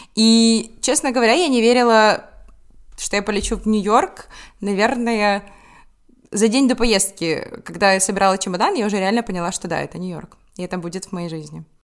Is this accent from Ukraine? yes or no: yes; Ukraine; мы с Украины